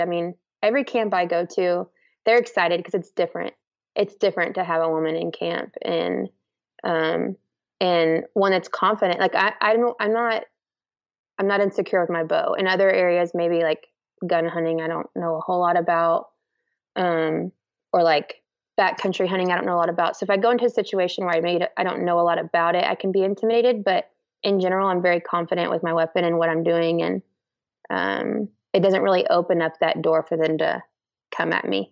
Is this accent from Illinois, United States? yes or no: no; Central Texas, United States; I'm from Central Texas